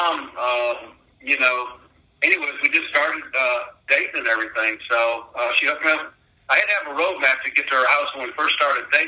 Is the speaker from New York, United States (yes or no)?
yes; Western New York, United States; moved away as an adult; now in Alabama, United States; I grew up in a small town in Western New York, and I moved down here when I was 24.